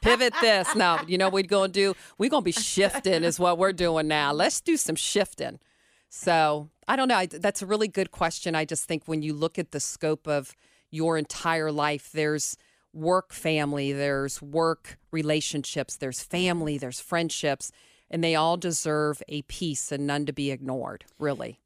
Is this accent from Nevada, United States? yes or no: no; Cincinnati, Ohio, United States; I grew up Cole Rain, but I went to Mount Healthy High School